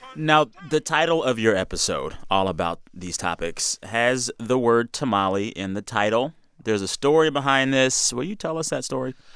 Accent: San Antonio, Texas, United States; I am from San Antonio, Texas. I've been eating tamales since I was a kid

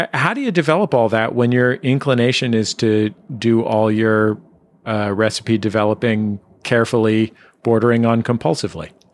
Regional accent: San Francisco, California, United States; I'm from San Francisco

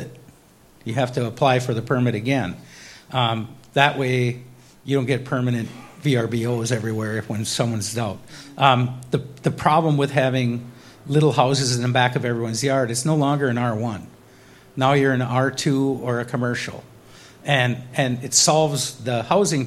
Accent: Ely, Minnesota, United States; I'm from Ely.

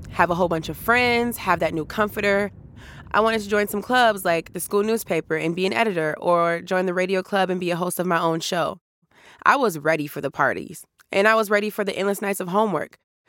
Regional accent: St. Paul, Minnesota, United States; moved away as an adult; I grew up in St. Paul, Minnesota, in a neighborhood called Frogtown. I grew up around all kinds of people, Somali, Hmong, white, Black. My neighborhood was full of color.

